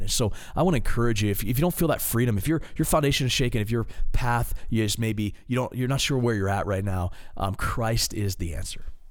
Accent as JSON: {"language": "English", "region": "Maryland", "country": "United States", "said": "I'm an East Coast guy. I'm, I'm from Maryland."}